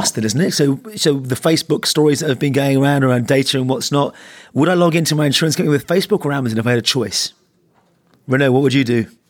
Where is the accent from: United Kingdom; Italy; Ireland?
Ireland; I'm the Irishman